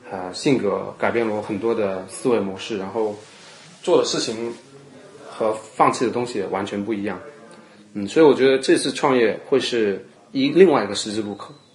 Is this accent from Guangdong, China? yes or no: yes; Chaozhou, Guangdong, China; moved away as an adult; now in United States; 我是潮州人嘛，那么潮州人当然是以茶会友